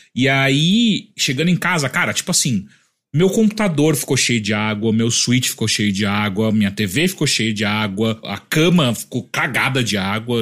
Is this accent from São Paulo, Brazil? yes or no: yes; Atibaia, São Paulo, Brazil; moved away; eu sou de Atibaia